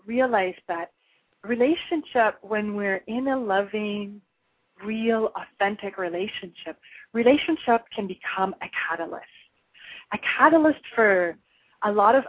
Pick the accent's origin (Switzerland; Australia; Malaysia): Switzerland; moved away; I'm originally from Switzerland, and in Switzerland, I think it was the age of 7 or 8, I actually had to take a bicycling test.